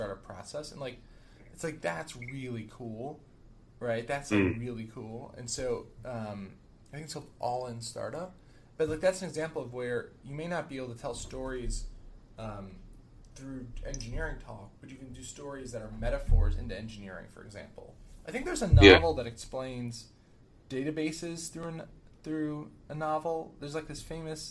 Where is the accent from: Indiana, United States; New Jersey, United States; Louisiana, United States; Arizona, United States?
New Jersey, United States; I grew up in New Jersey